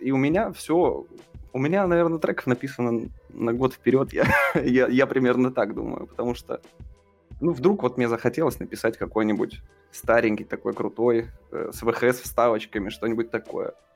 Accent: Russia; я, типа, артист из России

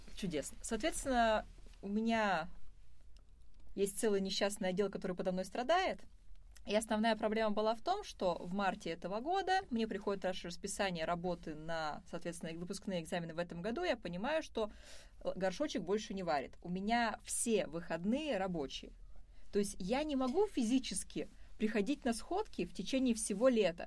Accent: Izhevsk, Udmurtia, Russia; moved away as an adult; now in Moscow, Russia; когда я уезжала из Ижевска

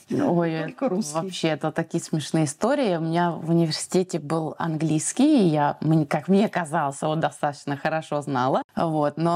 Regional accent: Moscow, Russia; moved away as an adult; now in Tunisia; Я сама родом из Москвы.

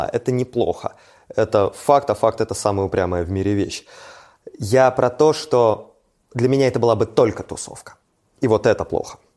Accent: Saint Petersburg / Leningrad Oblast, Russia; я вырос ну, конечно, в Петербурге, да. я вырос в Ленинградской области, Ленобласть в этом плане совсем другое место.

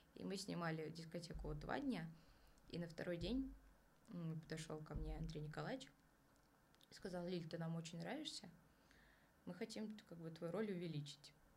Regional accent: Kazan, Tatarstan, Russia; now in Moscow, Russia; я сама из Казани

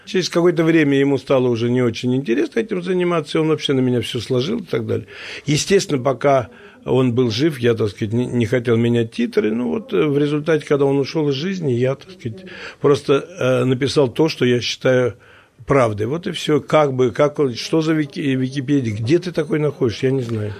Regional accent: Moscow, Russia; Я говорю, из России. Он говорит, а город? Я говорю, Москва

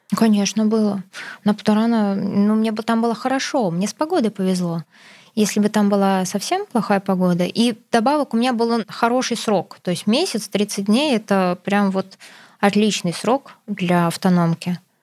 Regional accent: Krasnoyarsk Krai, Russia; Я из Красноярского края, и мы, как у всех, кто живет в Красноярском крае, все едут в Хакасию отдыхать

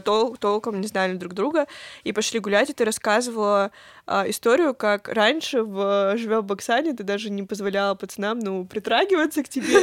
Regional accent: Pyatigorsk, Stavropol Krai, Russia; мы уезжали из Пятигорска, все равно Пятигорск и, в принципе, Кавказ из нас не уезжал

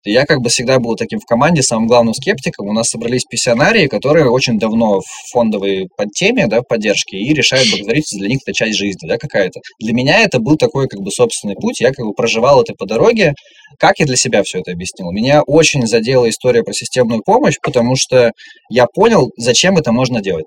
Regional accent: Khabarovsk, Khabarovsk Krai, Russia; now in Moscow, Russia; я из Хабаровска. Я проделал долгий путь до Москвы

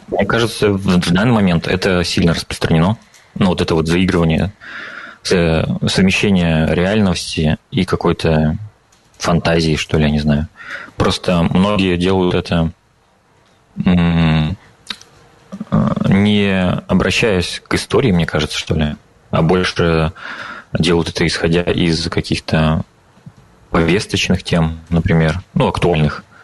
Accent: Kez, Udmurtia, Russia; now in Riga, Latvia; Э, я родом с э, Северной Удмуртии. Э, это 180 километров от Ижевска, поселок Кес. Если вы слышали про такое.

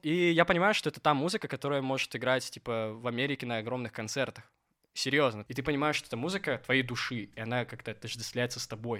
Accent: Gomel, Gomel Region, Belarus; now in Minsk, Belarus; я родом из Гомеля

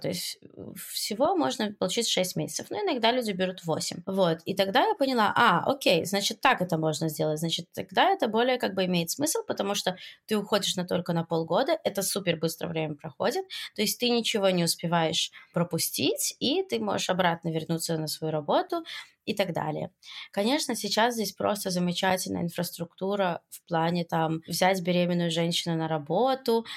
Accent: Belarus; moved away as an adult; now in Israel; я приехала из Беларуси в Израиль

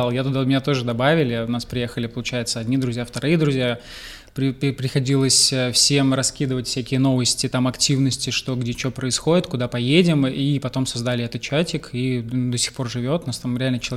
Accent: Moscow, Russia; now in Mersin, Turkey; я приехал из Москвы, долгое время жили в Москве

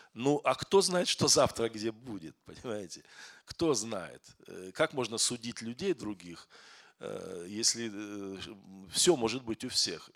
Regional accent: Kazakhstan; moved away as an adult; now in Moscow, Russia; Я из Казахстана, но я в Москве живу двадцать восемь, двадцать

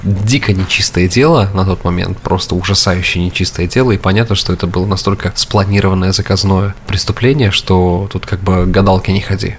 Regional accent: Samara, Samara Oblast, Russia; now in United States; нашей там, Самаре

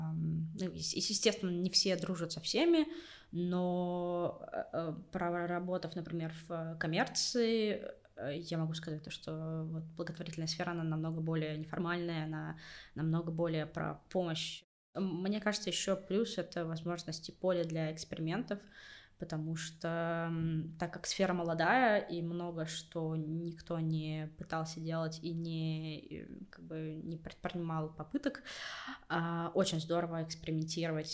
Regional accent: Siberia, Russia; moved away as an adult; now in Moscow, Russia; я тоже из Сибири, тоже там, типа, сдавала ЕГЭ на много баллов, тоже приехала в Москву, чтобы найти работу

